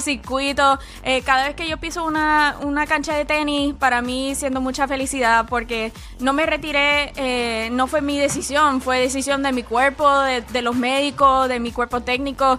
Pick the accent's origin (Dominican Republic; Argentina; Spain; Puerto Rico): Puerto Rico; now in Atlanta, United States; Soy, puertorriqueña